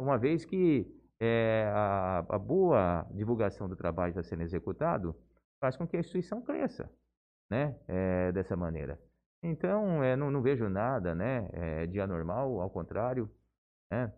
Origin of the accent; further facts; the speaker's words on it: Álvaro de Carvalho, São Paulo, Brazil; moved away as an adult; also born or lived in Bauru; now in Jales, Brazil; na mesma cidadezinha de onde eu venho, né, uma pequena cidade, região de Marília é, Álvaro de Carvalho